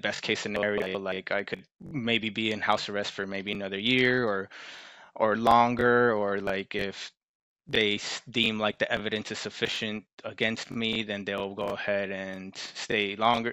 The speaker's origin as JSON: {"language": "English", "region": "Maryland", "country": "United States", "said": "I'm from Maryland"}